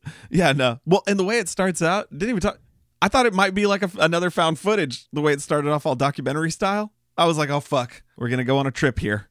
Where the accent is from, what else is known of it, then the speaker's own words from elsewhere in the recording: Austin, Texas, United States; we're from Austin.